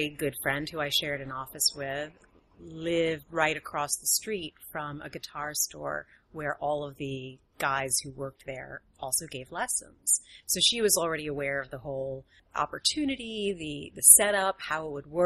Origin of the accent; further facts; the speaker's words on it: New York City, New York, United States; moved away as an adult; also born or lived in Silicon Valley; I was raised in Manhattan